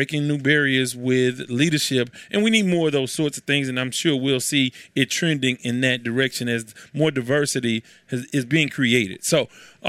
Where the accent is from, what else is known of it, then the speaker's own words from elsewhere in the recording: Texas, United States; I'm from Texas